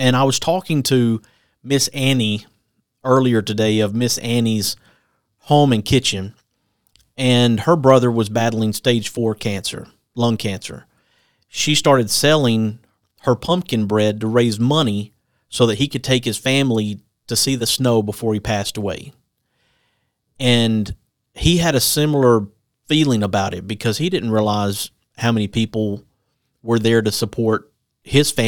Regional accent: the Shoals, Lauderdale County, Alabama, United States; I'm from the Shoals, went to Lauderdale County to high school.

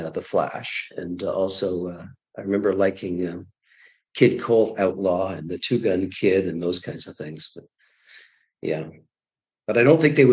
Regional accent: Toronto, Ontario, Canada; also born or lived in Prince Edward Island; Toronto. I was born in Toronto in 1955 and my parents were from Toronto as well.

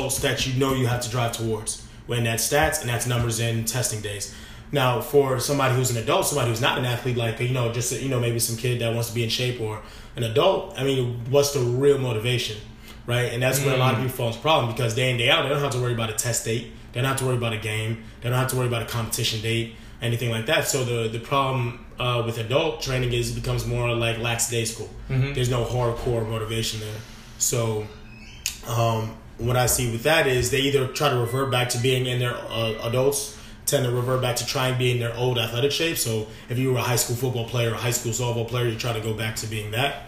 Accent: New York City, New York, United States; moved away as an adult; also born or lived in Midwest; born and raised in New York City, but however, I just returned after 5 years of being in the Midwest.

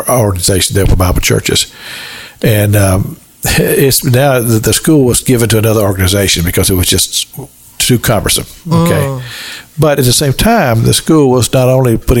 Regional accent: Kentucky, United States; moved away; also born or lived in Cincinnati, Ohio; I'm from Kentucky

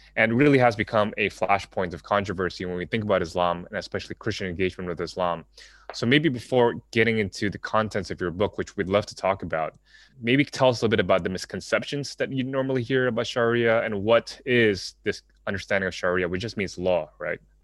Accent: Jakarta, Indonesia; moved away; also born or lived in United States; growing up in Jakarta, Indonesia

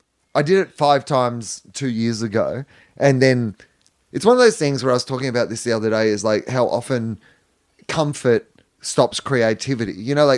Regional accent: Australia; that's the thing that you realize as an Australian is, I don't know how traveled you were before this role, but is that there is a lot of this country that isn't, yeah, the five cities that people live in.

